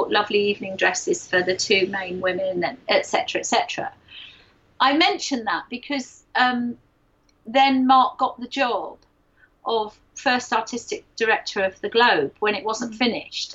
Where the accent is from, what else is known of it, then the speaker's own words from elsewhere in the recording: London, United Kingdom; I'm a Londoner